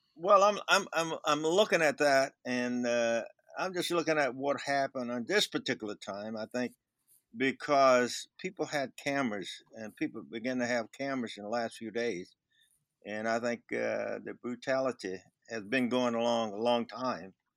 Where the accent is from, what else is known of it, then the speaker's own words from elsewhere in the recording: Mobile, Alabama, United States; moved away as an adult; also born or lived in Chicago; being from uh, Mobile, Alabama, I remember I didn't move to Chicago until 1966